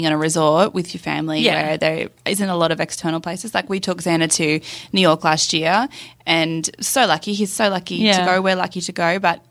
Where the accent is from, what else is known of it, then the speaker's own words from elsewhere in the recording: Gold Coast, Queensland, Australia; I'm from the Gold Coast. We all do that on the Gold Coast.